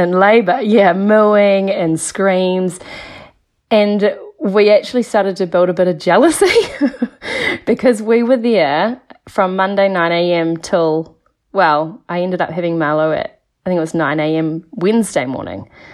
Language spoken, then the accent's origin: English; Nelson, New Zealand; now in Mount Maunganui, New Zealand; I'm from Nelson originally, but now I live in Mount Maunganui.